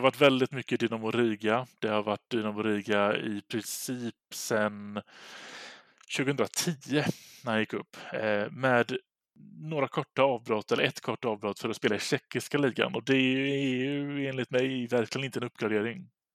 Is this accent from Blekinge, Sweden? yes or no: no; Gothenburg, Västra Götaland, Sweden; så sitter jag här i, som göteborgare